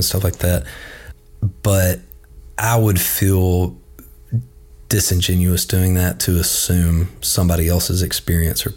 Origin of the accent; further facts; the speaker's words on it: Birmingham, Alabama, United States; growing up in Birmingham